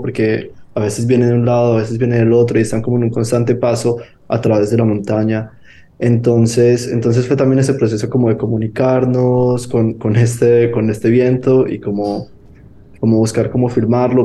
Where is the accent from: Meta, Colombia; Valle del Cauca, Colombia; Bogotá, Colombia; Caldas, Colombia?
Caldas, Colombia; Manizales; moved away; Yo soy de Manizales